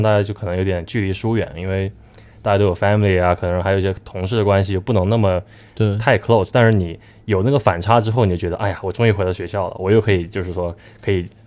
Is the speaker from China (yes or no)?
yes; China; 我们中国人